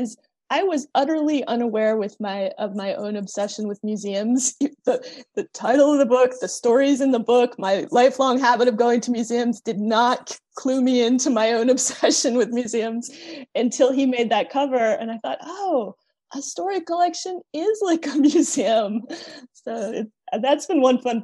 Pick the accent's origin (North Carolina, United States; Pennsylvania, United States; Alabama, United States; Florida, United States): Pennsylvania, United States; outside Philadelphia; I grew up outside Philadelphia in the suburbs